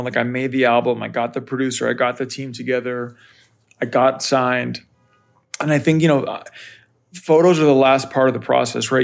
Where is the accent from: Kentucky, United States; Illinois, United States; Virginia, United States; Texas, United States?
Virginia, United States; Northern; I grew up in Northern Virginia, right outside of Washington, D C.